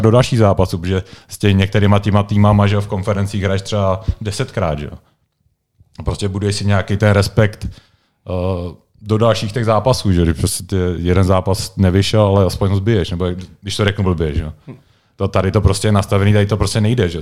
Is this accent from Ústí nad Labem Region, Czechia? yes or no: no; Prague, Czechia; moved away as an adult; now in Liberec, Czech Republic; já jsem vlastně Pražák, originál, když jsem, když jsem tady vyrůstal